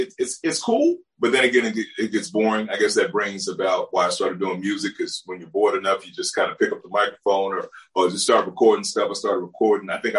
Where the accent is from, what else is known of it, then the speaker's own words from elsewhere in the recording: Tulsa, Oklahoma, United States; I was raised in Tulsa, Oklahoma.